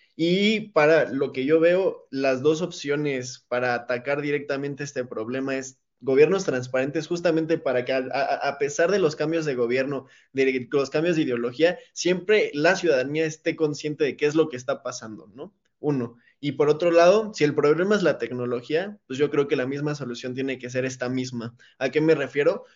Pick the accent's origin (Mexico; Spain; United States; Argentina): Mexico; como ciudadanos mexicanos